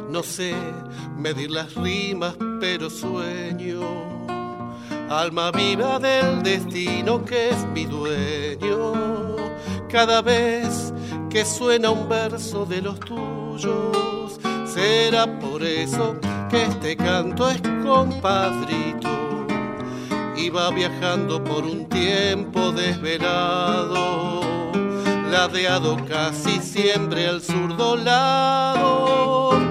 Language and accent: Spanish; Buenos Aires, Argentina; born or raised there